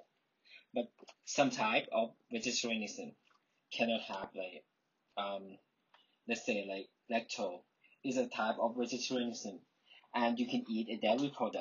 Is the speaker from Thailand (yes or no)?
yes; Thailand; moved away; I'm from Thailand.